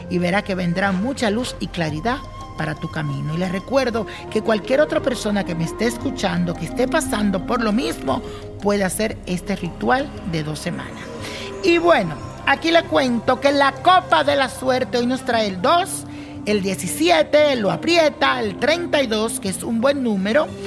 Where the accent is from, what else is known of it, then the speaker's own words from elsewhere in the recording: Venezuela; now in Colombia; Yo soy de Venezuela, un país que enfrenta una fuerte crisis y por tal motivo me mudé para Colombia.